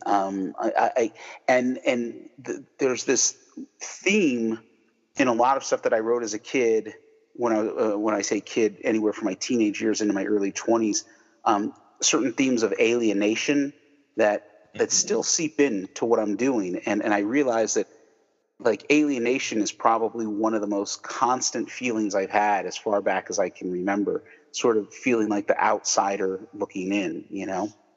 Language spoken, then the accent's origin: English; United States; I grew up right outside New York, so we had all the New York mm, TV stations